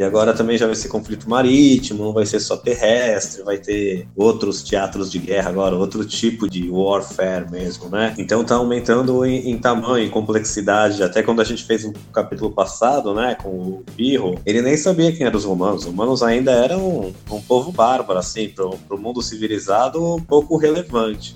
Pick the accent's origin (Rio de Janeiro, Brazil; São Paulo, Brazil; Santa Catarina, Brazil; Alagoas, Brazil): São Paulo, Brazil; Santos; eu sou de Santos, São Paulo